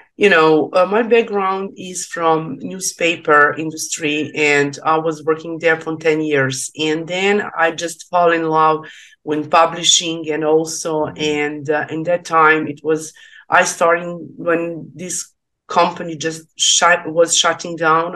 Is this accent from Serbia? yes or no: yes; Serbia; English is a second language; I'm from Serbia